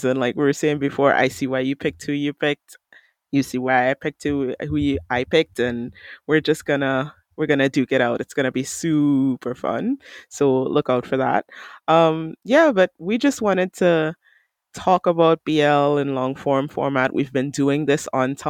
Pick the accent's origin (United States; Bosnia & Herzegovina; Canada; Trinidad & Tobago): Trinidad & Tobago; I'm from Trinidad and Tobago.